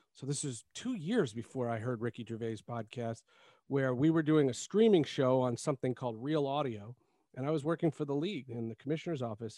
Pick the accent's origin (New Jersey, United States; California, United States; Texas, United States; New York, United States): New Jersey, United States; I'm from Jersey